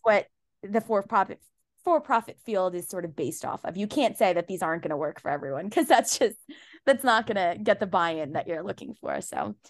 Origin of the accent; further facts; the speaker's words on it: Pakistan; I'm Pakistani, I'm Muslim